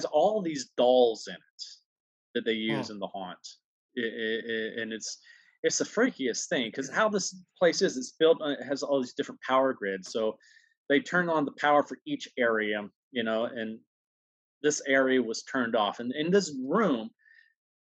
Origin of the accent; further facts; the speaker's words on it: Huntsville, Alabama, United States; now in New York, United States; growing up in Alabama, that was like a must read for the schools.